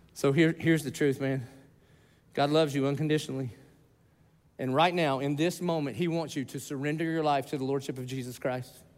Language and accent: English; the South, United States; I grew up in the South